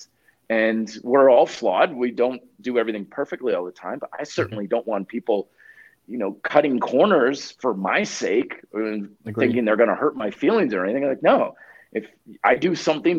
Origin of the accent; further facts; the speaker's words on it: Vermont, United States; moved away as an adult; now in Colorado, United States; I even stayed living in my hometown of Vermont